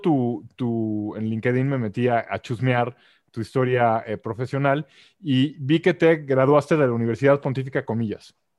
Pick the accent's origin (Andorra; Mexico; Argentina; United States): Mexico; como mexicano, y, ojo, los que me conocen soy el menos nacionalista, o sea, nací aquí por casualidad